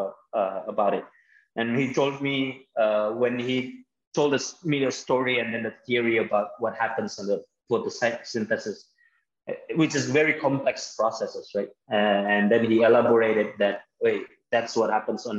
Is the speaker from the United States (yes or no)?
no; Jakarta, Indonesia; also born or lived in Bekasi / Bandung; I grew up in Jakarta. I was born and raised in Jakarta. It's a big city here in Indonesia.